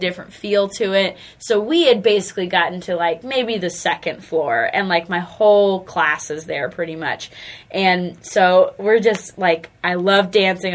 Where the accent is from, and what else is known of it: Charlotte, North Carolina, United States; born or raised there; also born or lived in Asheville, North Carolina